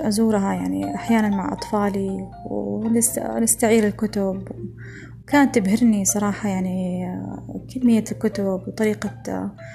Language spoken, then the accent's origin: Arabic; Saudi Arabia; also born or lived in Germany / Hamburg, Germany; أنا ما دخلت أي مدرسة ألمانية أنا دخلت فقط مدارس سعودية